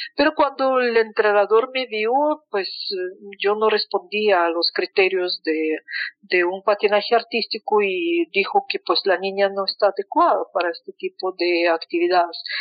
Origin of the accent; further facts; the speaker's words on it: Moscow, Russia; Spanish is a second language; moved away as an adult; now in Colombia; a sitios donde nací, caminando por Moscú